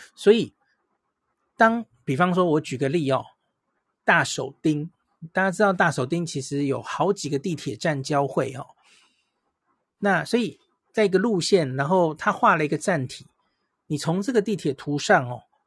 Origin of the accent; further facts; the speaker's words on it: Taiwan; 我们台湾人